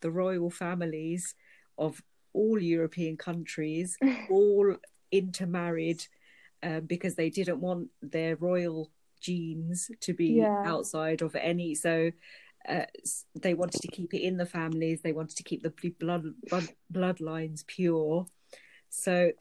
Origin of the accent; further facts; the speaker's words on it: Pakistan; now in United Kingdom; my home country, Pakistan